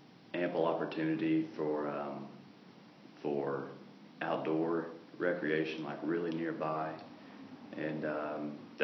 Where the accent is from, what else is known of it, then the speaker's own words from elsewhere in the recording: Rogers, Arkansas, United States; moved away as an adult; also born or lived in Little Rock, Arkansas / Athens, Greece; now in Greece; I kind of claim Rogers as my hometown, because that's where I grew up, and I love it there.